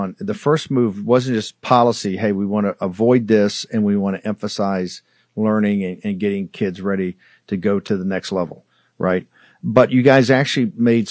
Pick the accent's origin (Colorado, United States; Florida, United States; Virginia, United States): Virginia, United States; Richmond; I'm from Richmond